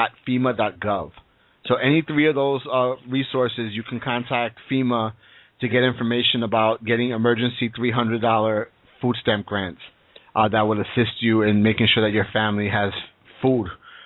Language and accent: English; Brooklyn, New York, United States; from Brooklyn.